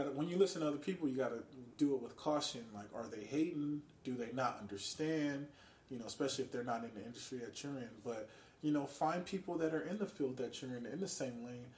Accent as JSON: {"language": "English", "town": "Las Vegas", "region": "Nevada", "country": "United States", "moved": "as an adult", "lives_now": "Los Angeles, United States", "said": "I'm from Vegas"}